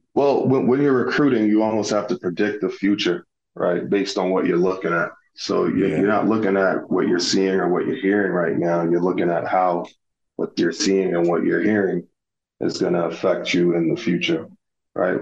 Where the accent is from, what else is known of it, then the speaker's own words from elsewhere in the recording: Little London, Westmoreland, Jamaica; also born or lived in Miami Gardens, Florida, United States; now in Indianapolis, United States; I grew up near Negril. Uh, Negril is a beach town in Jamaica. I uh, grew up in this uh, uh, small place called Little London. Um, and then I migrated to the States, uh, to Miami, Florida, uh, Miami Gardens to be exact